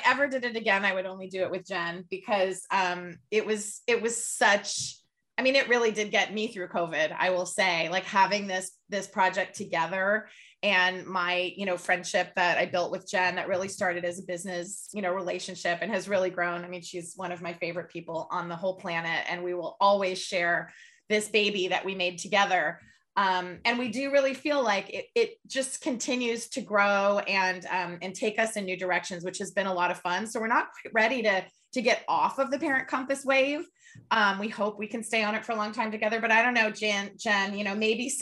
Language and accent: English; California, United States; we're both from California